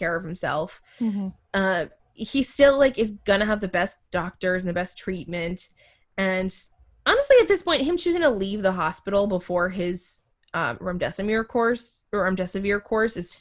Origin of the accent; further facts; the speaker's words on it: Maine, United States; I would say I have more pride of being a Mainer than I do of being an American